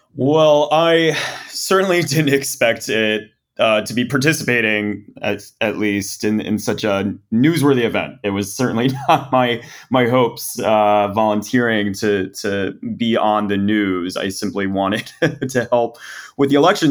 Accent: Texas, United States; as a Texan, as an American

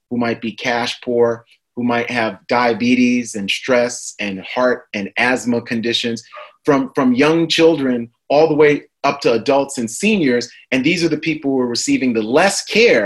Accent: New York, United States; moved away; New York is my hometown

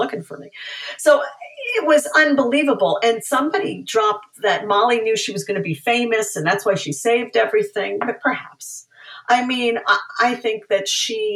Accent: New York, United States; now in California, United States; I was one of those snooty East Coast liberals who ended up living in California, actually more in California than New York, but the New York is always with me

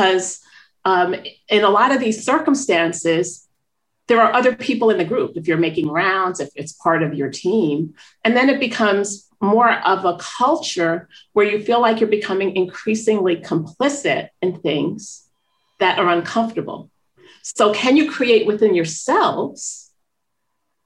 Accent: Northeast, United States; moved away; also born or lived in New York City; I'm from the Northeast

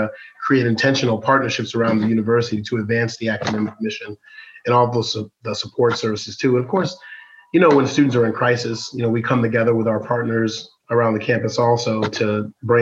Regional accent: Darien, Illinois, United States; moved away as an adult; I myself grew up in the southwest suburbs around Darien and Willowbrook and those places out there

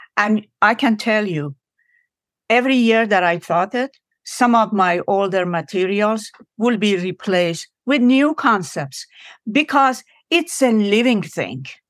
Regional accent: Iran; now in United States; I am from Iran.

